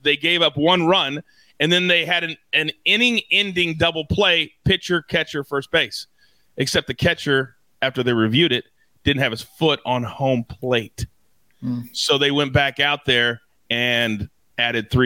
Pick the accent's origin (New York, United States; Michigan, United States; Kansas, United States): Kansas, United States; moved away; I always go back to see my parents who, as many of you know, I grew up in Kansas